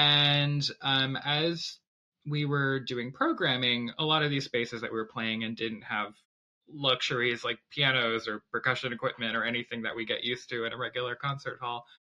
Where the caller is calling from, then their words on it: Ann Arbor, Michigan, United States; also born or lived in Boston; I'm the flute player of Hub New Music. I'm calling in from my home in Ann Arbor, Michigan.